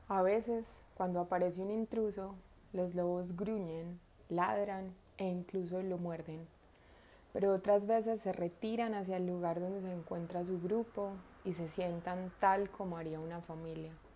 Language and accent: Spanish; Colombia; also born or lived in Medellín; la ciudad donde vivo, en Medellín, de lo que va sucediendo en el país donde nací, en Colombia